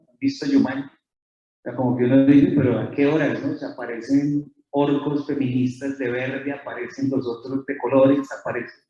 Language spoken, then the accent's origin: Spanish; Colombia; accent: Colombian; decimos en Colombia, no sé si se nota mi acento, soy colombiano